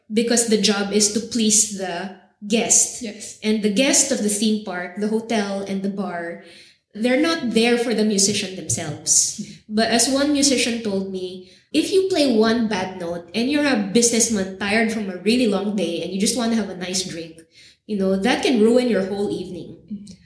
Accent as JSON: {"language": "English", "country": "Philippines", "moved": "yes", "said": "as a Filipina living in other places"}